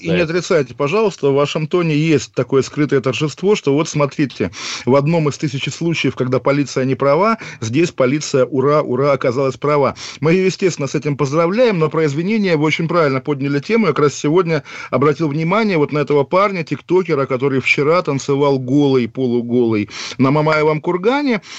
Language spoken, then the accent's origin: Russian; Kaliningrad, Kaliningrad Oblast, Russia; вот вы парень из Череповца, я из Калининграда.